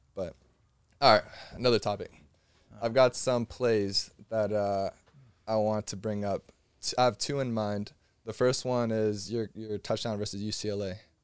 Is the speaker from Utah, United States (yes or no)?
no; Miami, Florida, United States; I'm from Miami